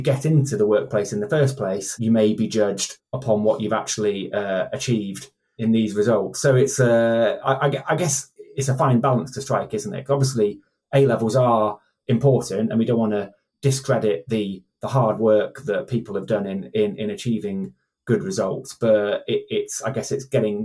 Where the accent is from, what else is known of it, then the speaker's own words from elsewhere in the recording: Staffordshire, West Midlands, United Kingdom; my village where I grew up in Staffordshire